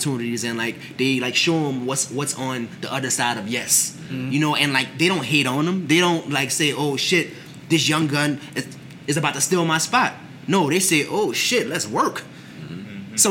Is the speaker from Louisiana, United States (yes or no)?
yes; New Orleans, Louisiana, United States; We are from New Orleans.